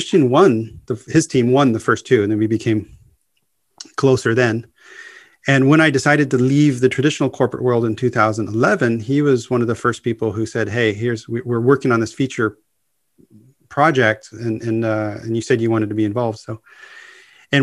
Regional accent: United States; as an American English speaker

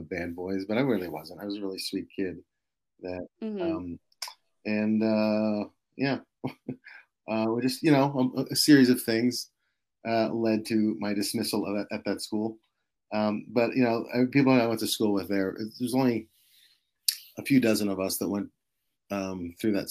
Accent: New Jersey, United States; I grew up in New Jersey

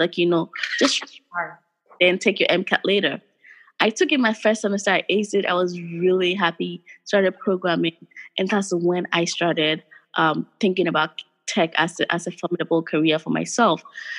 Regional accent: Ghana; English is a second language; but I grew up in Ghana all my formative years, my friends, my extended family. So thinking about going back is as a way for me to retire here and then go back and do something if God gives me life.

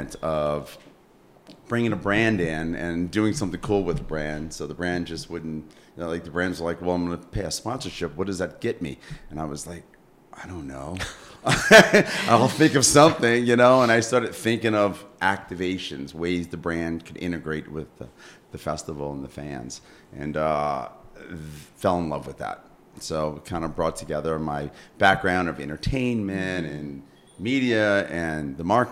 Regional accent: Mississippi, United States; Born and raised in Mississippi.

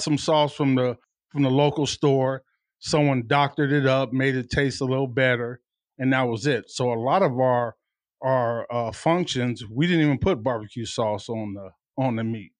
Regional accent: Tucson, Arizona, United States; I'm a native from Tucson

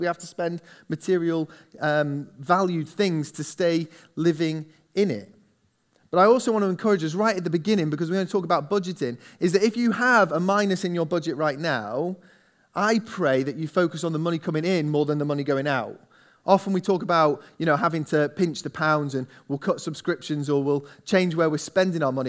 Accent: England, United Kingdom; we're English

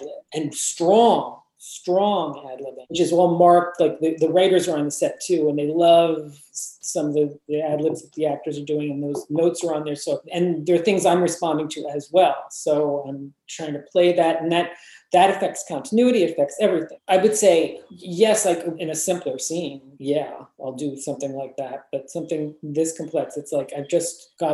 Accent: West Orange, New Jersey, United States; I grew up in West Orange, New Jersey

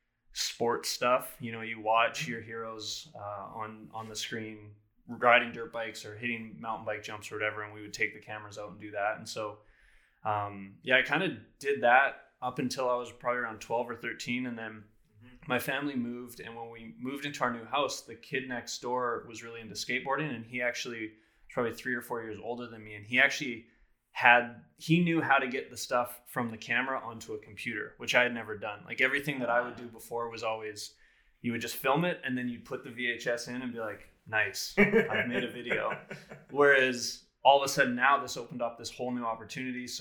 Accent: Prince George, British Columbia, Canada; I'm born and raised in Prince George here

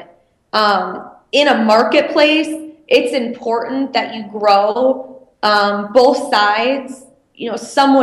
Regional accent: Michigan, United States; I'm from Michigan

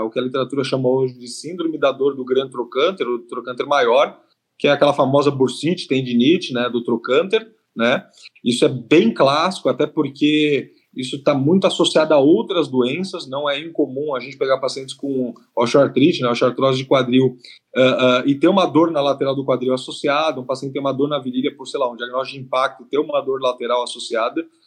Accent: São Paulo, Brazil; eu sou de São Paulo, capital

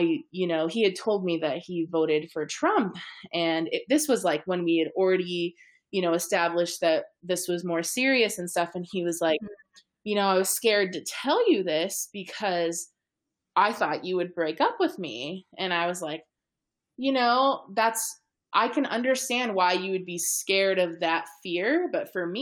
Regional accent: California, United States; also born or lived in Midwest; I was this California girl living in the Midwest

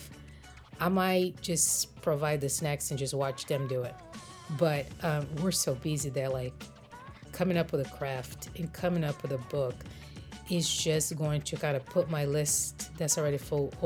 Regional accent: Brazil; moved away as an adult; now in United States; I grew up in Brazil, and our Easter traditions are very different than the way I've seen it observed in America.

